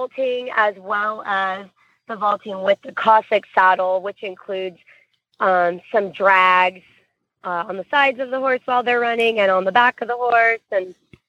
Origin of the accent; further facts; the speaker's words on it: Florida, United States; I'm from Florida